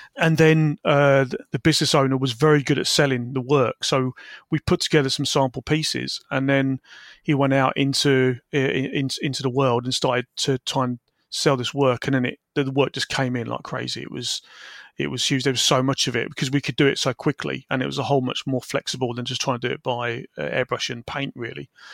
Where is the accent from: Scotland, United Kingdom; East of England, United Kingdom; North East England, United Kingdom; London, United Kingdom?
East of England, United Kingdom; Peterborough; also born or lived in Wisbech, Cambridgeshire / Falmouth; I grew up in Peterborough, Cambridgeshire